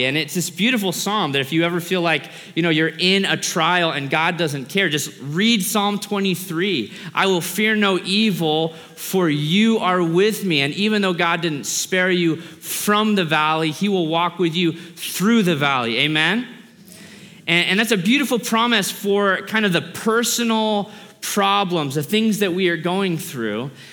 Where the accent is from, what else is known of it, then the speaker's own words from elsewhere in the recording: Alaska, United States; I grew up in Alaska.